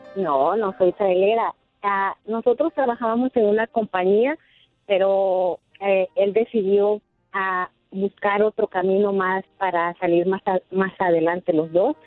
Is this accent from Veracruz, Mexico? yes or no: yes; Veracruz, Mexico; moved away; Yo soy mexicana.